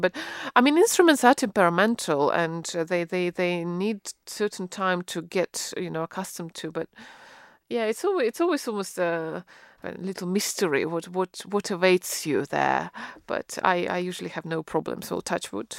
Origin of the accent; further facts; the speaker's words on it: Russia; now in United Kingdom; I grew up in Russia